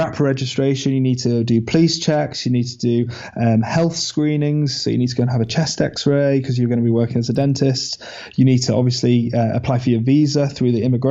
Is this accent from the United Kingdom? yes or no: yes; England, United Kingdom; I'm an English dentist, want to move across